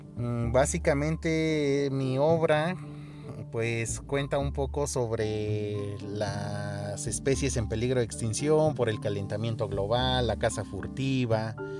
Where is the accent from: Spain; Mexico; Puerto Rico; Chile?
Mexico; Oaxaca; soy artista plástico oaxaqueño, de, radico aquí en el estado de Oaxaca, México